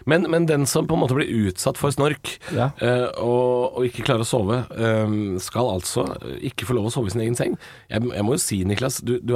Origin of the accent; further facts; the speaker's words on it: Drammen, Buskerud, Norway; 32 år, fra Drammen.